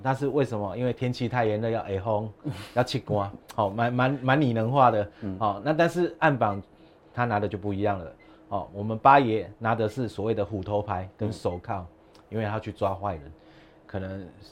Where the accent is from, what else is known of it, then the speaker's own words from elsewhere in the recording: Taipei, Taiwan; 这是我们台北人的共同的公共财